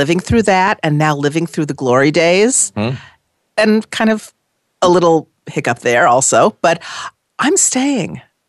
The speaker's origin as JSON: {"language": "English", "town": "Los Angeles", "region": "California", "country": "United States", "tie": "born or raised there", "moved": "as an adult", "lives_now": "New York City, United States", "said": "I was born and raised in Los Angeles, for sure."}